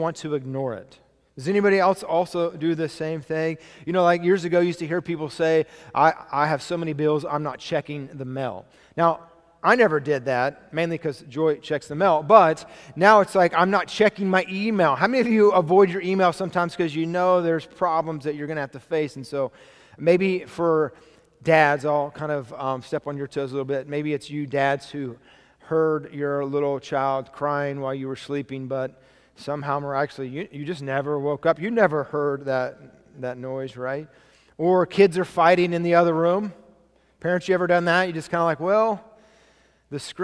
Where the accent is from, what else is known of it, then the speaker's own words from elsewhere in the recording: United States; I was born in America.